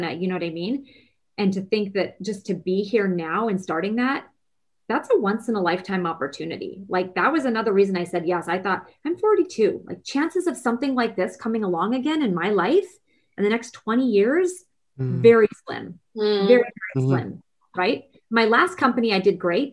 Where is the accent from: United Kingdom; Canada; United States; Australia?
Canada; Vancouver, British Columbia; Now, I'm Canadian. I'm from Vancouver, BC